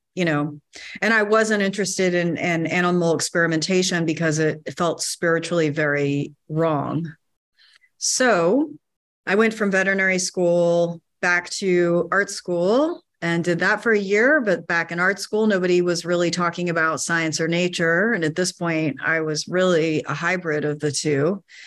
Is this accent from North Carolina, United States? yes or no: yes; North Carolina, United States; I grew up in North Carolina, surrounded by woods